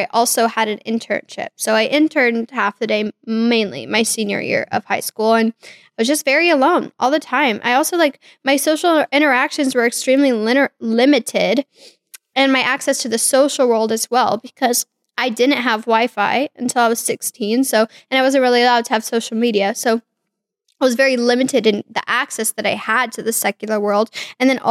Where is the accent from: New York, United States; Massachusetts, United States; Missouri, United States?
Missouri, United States; Kansas City; I was born in Kansas City, Missouri in 1998